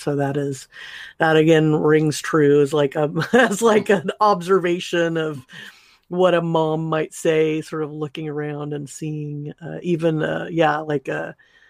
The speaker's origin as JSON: {"language": "English", "region": "California", "country": "United States", "tie": "born or raised there", "said": "so I grew up in Southern California, my dad always had a, as long as I can remember, had a subscription to Rolling Stone"}